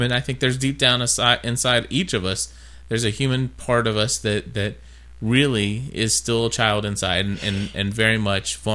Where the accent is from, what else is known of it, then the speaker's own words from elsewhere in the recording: Kentucky, United States; accent: southern; so yeah, we are from Kentucky. Even though we